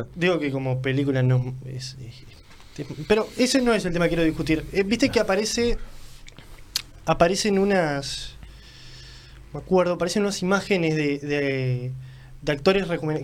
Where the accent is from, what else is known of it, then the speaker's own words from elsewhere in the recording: San José, Uruguay; soy de, San José, pero podría ser de cualquier lugar.